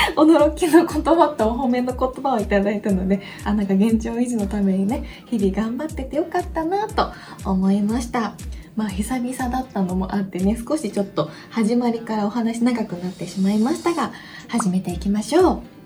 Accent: Hiroshima, Japan; accent: Hiroshima dialect; now in Tokyo, Japan; 広島弁は別に癖じゃないけん

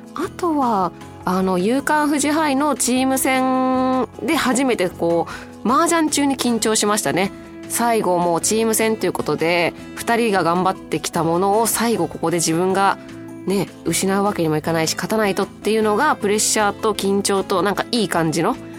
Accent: Nagoya, Aichi, Japan; 名古屋の出身

